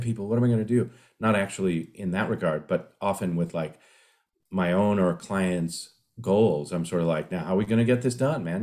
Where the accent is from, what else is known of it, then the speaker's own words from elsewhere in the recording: San Diego, California, United States; my hometown of San Diego